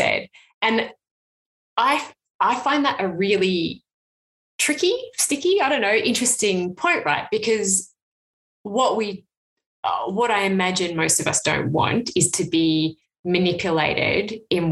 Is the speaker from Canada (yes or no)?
no; Canberra, Australian Capital Territory, Australia; now in Hobart, Australia; I grew up in Canberra where there's no billboard